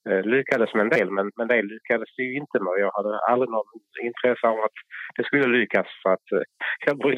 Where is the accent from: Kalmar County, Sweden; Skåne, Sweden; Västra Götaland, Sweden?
Skåne, Sweden; Lund; accent: skånska; jag är ju född i Lund så att jag vill vara Lundabo